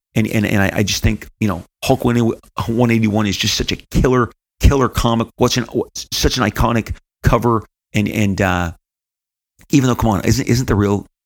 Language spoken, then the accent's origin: English; California, United States